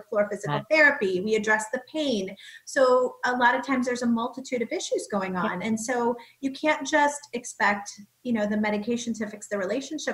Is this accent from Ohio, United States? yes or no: yes; Cleveland, Ohio, United States; I'm from Cleveland